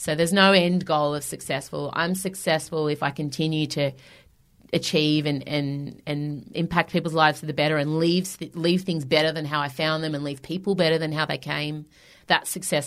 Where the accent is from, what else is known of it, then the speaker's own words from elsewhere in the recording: Melbourne, Victoria, Australia; I've sold out Hamer Hall in my hometown